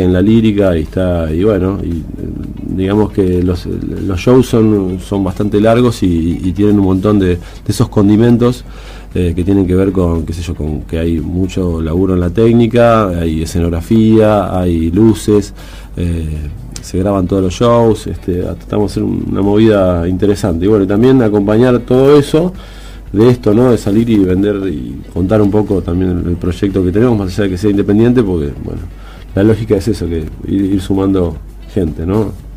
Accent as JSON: {"language": "Spanish", "town": "La Plata", "region": "Buenos Aires Province", "country": "Argentina", "said": "nosotros somos la ciudad de La Plata"}